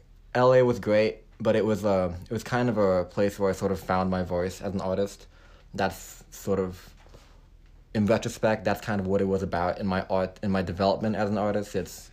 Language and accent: English; Hong Kong; also born or lived in Texas, United States / California, United States; now in Nashville, United States; I was raised in Hong Kong. My background story is a little bit long. Okay. I was born in Texas to parents who were from the Philippines, and then I went to kindergarten there till I was like five. Went out to Hong Kong